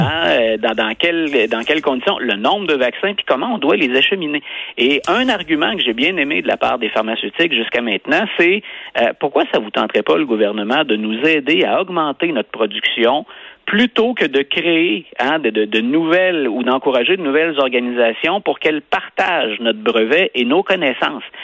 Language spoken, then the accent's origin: French; Canada; chez nous au Canada